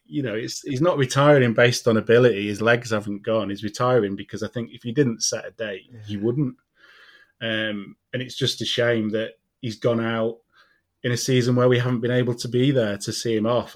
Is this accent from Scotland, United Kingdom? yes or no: no; Doncaster, Yorkshire and the Humber, United Kingdom; moved away as an adult; I left Doncaster when I was 18